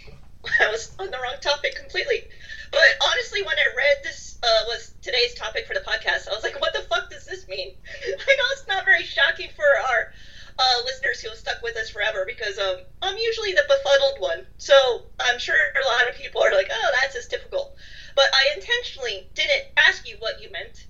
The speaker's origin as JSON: {"language": "English", "country": "United States", "also_born_or_lived": "London / Dublin", "moved": "as an adult", "said": "Since I am an American who lived in London and then Dublin"}